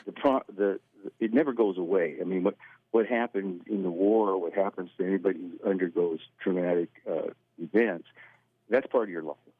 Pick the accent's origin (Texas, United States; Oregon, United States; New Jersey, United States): Oregon, United States; Clatsop County; moved away; growing up in Clatsop County